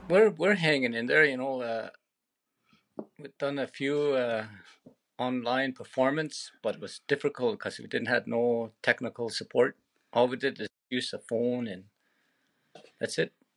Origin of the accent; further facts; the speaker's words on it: between Pelly Lakes and Fortin Lakes, Yukon, Canada; born underneath a tree way out on the land between Pelly Lakes and Fortin Lakes.